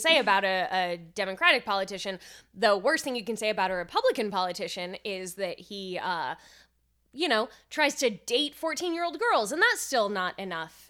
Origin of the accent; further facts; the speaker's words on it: California, United States; I'm from California